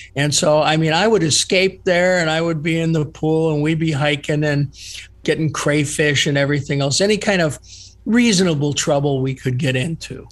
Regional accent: East Cleveland, Ohio, United States; I grew up in East Cleveland. I went to Shaw High School

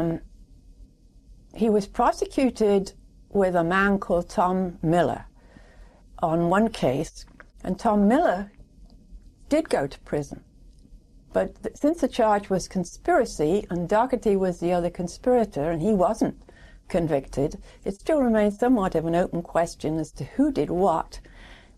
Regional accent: England, United Kingdom; moved away as an adult; now in United States; I'm an immigrant from England. I grew up in England, went to school in England.

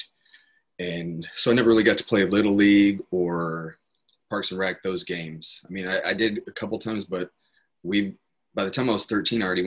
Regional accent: Apache Junction, Arizona, United States; I grew up in Apache Junction, Arizona

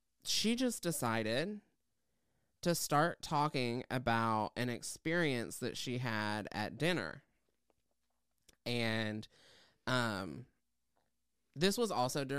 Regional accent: Tennessee, United States; I grew up in Southeast Tennessee.

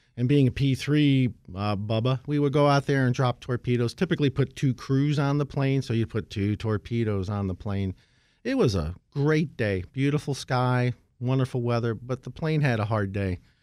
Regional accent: Scranton, Pennsylvania, United States; moved away; I grew up in Scranton

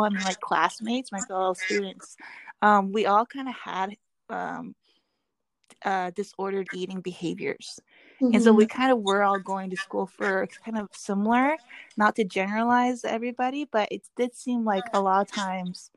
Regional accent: Seattle, Washington, United States; when I was growing up in Seattle, there was a big Korean community

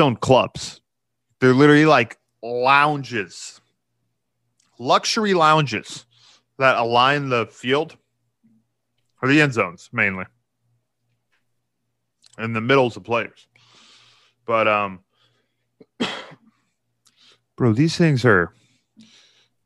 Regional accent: Texas, United States; also born or lived in Dallas; I'm a Texan

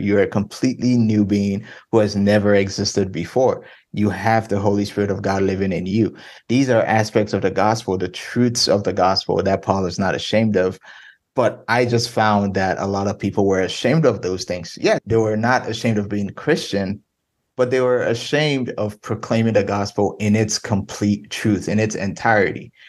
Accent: Ghana; moved away as an adult; now in Denton, United States; I'm originally from Ghana, West Africa. I was born and raised there from from when I was born till 18.

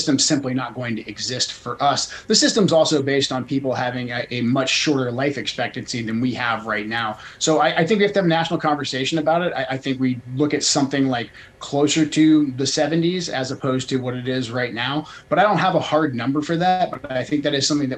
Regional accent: Portland, Oregon, United States; moved away as an adult; I grew up in Portland, left in 98, but I moved back briefly to get my kids closer to my family.

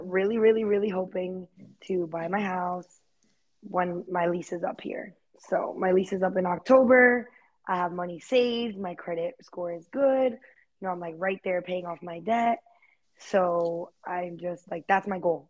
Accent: Fort Myers, Florida, United States; moved away as an adult; also born or lived in New York; now in Dallas, United States; my hometown, like in Fort Myers

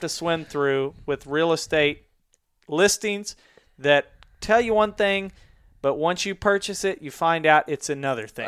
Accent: Mansfield, Missouri, United States; in my hometown of Mansfield, Missouri

